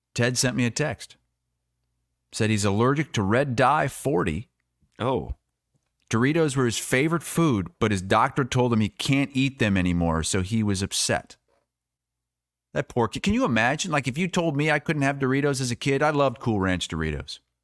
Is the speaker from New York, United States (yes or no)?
no; Iowa, United States; I was from Iowa